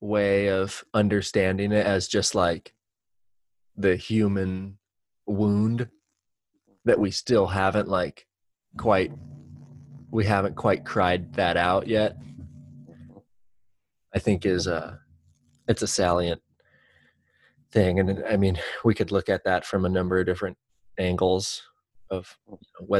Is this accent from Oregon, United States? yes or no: yes; Central Oregon, United States; I have been born and raised in Central Oregon